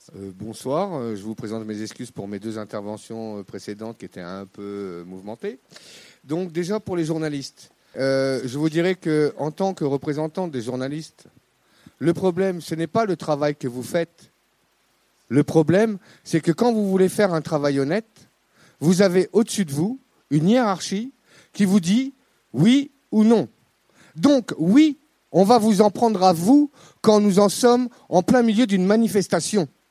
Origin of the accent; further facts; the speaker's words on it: Brittany, France; je, suis breton, hein, indépendantiste